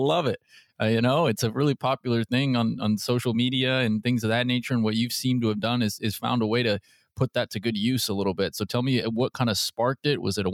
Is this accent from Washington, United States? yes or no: yes; Seattle, Washington, United States; I'm from the Seattle area